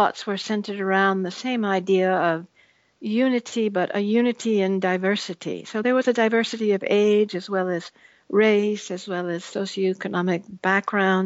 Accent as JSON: {"language": "English", "region": "New England", "country": "United States", "tie": "born or raised there", "said": "I grew up mostly in the New England area, particularly in the summers when we would always come back to a town south of Boston"}